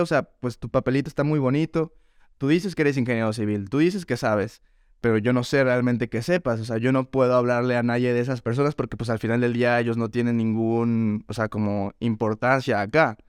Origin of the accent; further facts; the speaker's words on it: León, Guanajuato, Mexico; moved away as an adult; now in New York, United States; Leonés de nacimiento, crecido y formado en León, Guanajuato